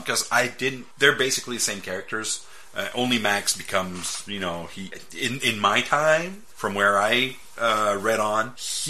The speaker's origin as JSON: {"language": "English", "country": "Canada", "said": "I'm Canadian"}